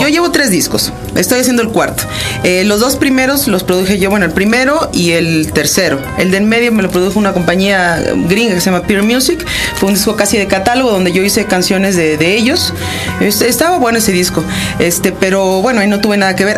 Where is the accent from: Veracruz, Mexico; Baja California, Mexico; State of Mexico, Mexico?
Veracruz, Mexico; Coatzacoalcos; also born or lived in Chihuahua, Mexico; originalmente soy de Chihuahua, nací en Chihuahua. Mis papás son norteños, pero crecí en Coatzacoalcos, Veracruz